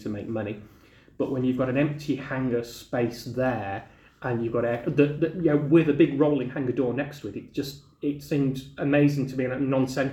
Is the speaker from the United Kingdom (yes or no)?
yes; West Midlands, United Kingdom; I grew up in the Midlands